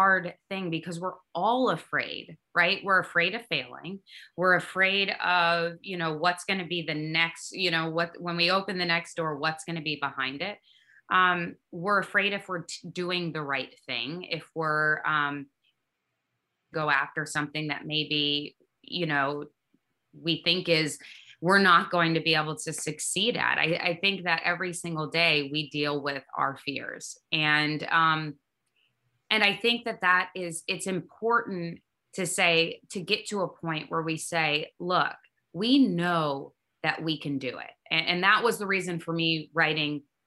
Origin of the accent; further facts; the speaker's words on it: Kalamazoo, Michigan, United States; So me and Derek were raised in a small town, and we're from Kalamazoo, Michigan